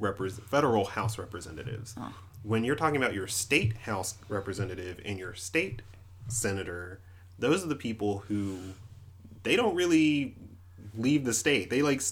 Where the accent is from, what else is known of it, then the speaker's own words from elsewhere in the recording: Red Bank, South Carolina, United States; growing up in South Carolina and kind of in the Columbia area. I used to live in I grew up in Red Bank in Lexington.